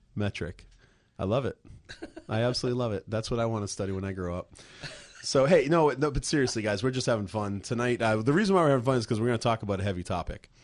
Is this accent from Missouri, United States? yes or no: no; Plymouth, Massachusetts, United States; moved away; my hometown of Plymouth, Massachusetts